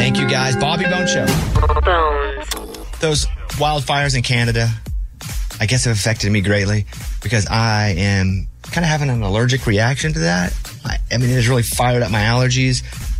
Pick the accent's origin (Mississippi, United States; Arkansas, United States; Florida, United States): Arkansas, United States; I didn't grow up on a beach. So growing up in Arkansas, we never went to the beach.